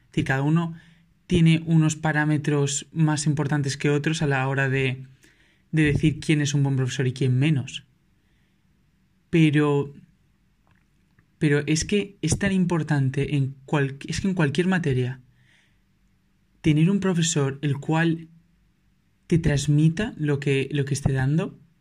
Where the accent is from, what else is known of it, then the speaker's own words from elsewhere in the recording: Valencia, Valencian Community, Spain; yo soy de Valencia